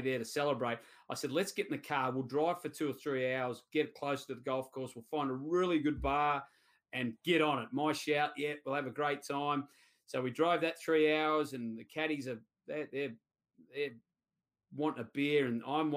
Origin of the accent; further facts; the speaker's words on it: Sydney, New South Wales, Australia; I grew up at Cumberland